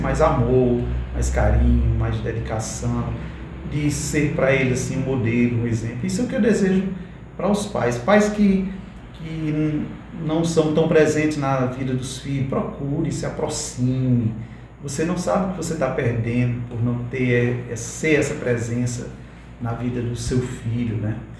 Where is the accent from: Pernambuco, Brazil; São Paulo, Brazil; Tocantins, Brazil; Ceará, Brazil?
Ceará, Brazil; Vila Torta; eu moro lá na Vila Torta. é um localzinho ali onde eu nasci